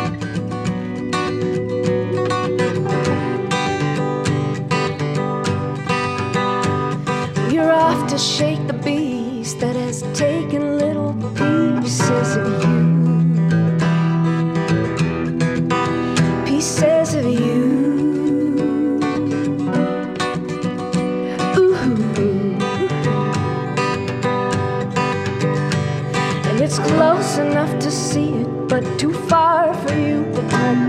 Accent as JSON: {"language": "English", "region": "North Idaho", "country": "United States", "tie": "born or raised there", "moved": "as an adult", "lives_now": "Portland, United States", "said": "We're from North Idaho."}